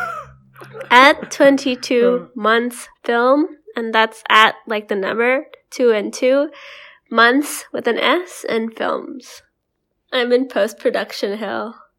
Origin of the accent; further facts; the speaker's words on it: Indonesia; moved away as an adult; growing up, and we were, come from a place where, um, our parents and our school geared us to go to school in Western countries.